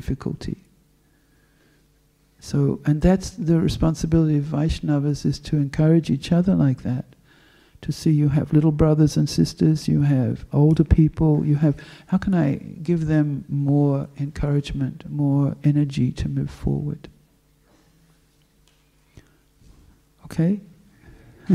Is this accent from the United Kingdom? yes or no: no; Western Australia, Australia; now in Melbourne, Australia; I'm from Western Australia